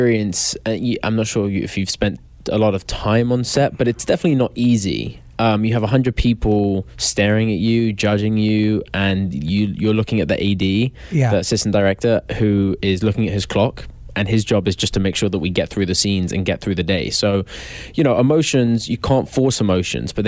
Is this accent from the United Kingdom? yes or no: yes; England, United Kingdom; An English lax bro